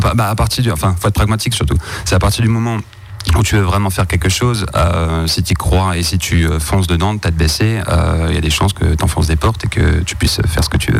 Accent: Mulhouse, Grand Est, France; on vient de Mulhouse. Euh, on vient de Mulhouse, euh, ben, principalement du bassin de Mulhouse.

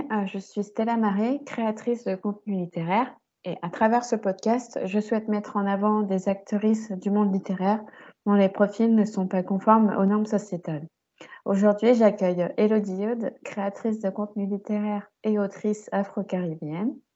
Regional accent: Fort-de-France, Martinique; oui, Fort-de-France, c'est la capitale.

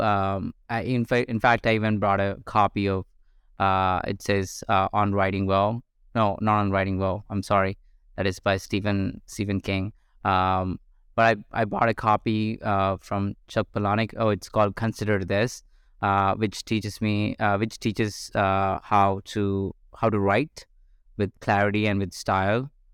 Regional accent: India; moved away as an adult; I grew up in India for 21 years of my life until I was 21

